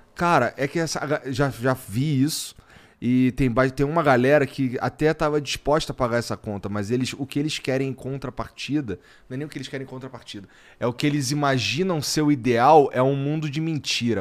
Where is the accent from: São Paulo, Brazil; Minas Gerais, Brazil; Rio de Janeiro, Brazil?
Rio de Janeiro, Brazil; moved away; eu vim do Jacarela, lá, lá no ah, Rio